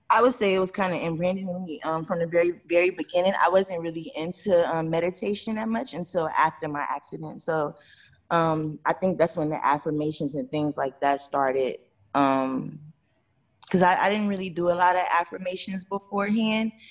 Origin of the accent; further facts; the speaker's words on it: Chicago, Illinois, United States; moved away as an adult; now in Atlanta, United States; in Chicago, I left home at 18